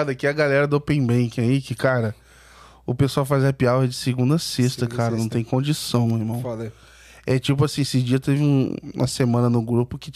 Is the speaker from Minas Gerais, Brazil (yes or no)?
no; interior of Rio de Janeiro state, Brazil; moved away as an adult; now in São Paulo, Brazil; eu sou do interior do Rio, então assim, lá não tem praia